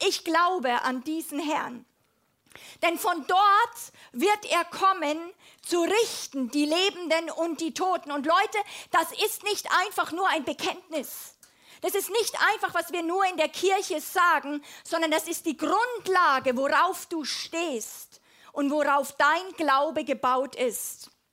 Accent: Germany; als Europäerin, als Deutsche

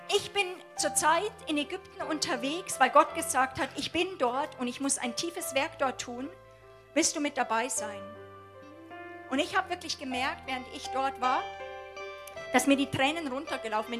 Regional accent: Germany; als Deutsche

